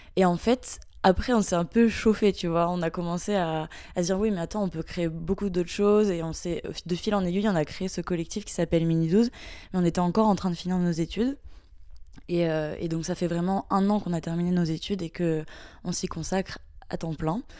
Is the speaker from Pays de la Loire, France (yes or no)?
yes; Mayenne, Pays de la Loire, France; je viens de la Mayenne, donc c'est un petit département qui est pas très connu en France